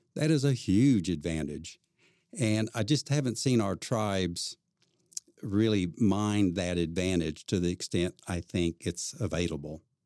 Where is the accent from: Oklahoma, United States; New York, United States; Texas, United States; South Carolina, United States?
Oklahoma, United States; Claremore; I grew up in Claremore, Oklahoma